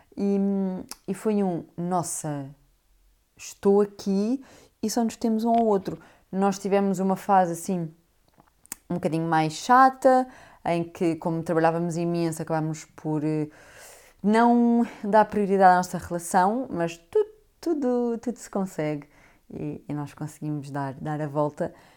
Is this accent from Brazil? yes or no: no; Portugal; moved away as an adult; also born or lived in London, United Kingdom